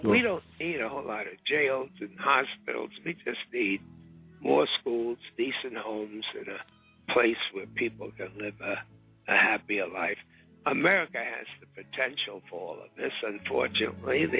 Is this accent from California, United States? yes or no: no; New York City, New York, United States; I'll be right here in my hometown of Harlem